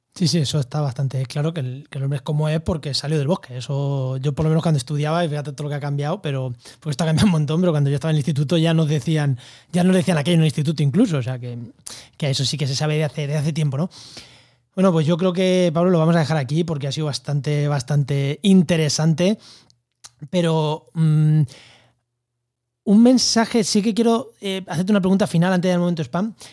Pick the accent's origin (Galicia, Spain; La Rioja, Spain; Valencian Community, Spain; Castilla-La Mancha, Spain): Castilla-La Mancha, Spain; a village in Albacete; Yo en mi pueblo, en Albacete, en, cerca de Ciudad